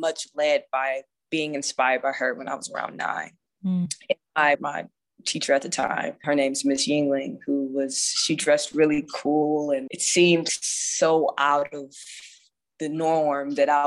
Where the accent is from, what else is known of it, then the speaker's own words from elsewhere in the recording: Akron, Ohio, United States; now in Las Vegas, United States; I'm from Akron, Ohio, which, if anybody knows about, if you've ever been to Cleveland or Cincinnati, it's very similar as far as my upbringing